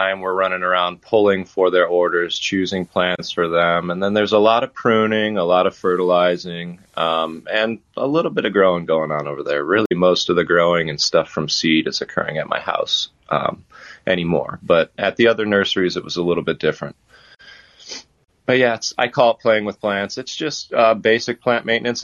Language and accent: English; Ohio, United States; moved away as an adult; also born or lived in West Palm Beach, Florida / Columbus, Ohio; now in Florida, United States; I'm an Ohioan.